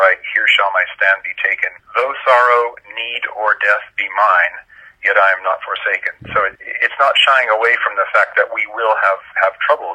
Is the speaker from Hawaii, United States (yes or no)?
no; California, United States; moved away as an adult; now in Switzerland; grew up mostly in California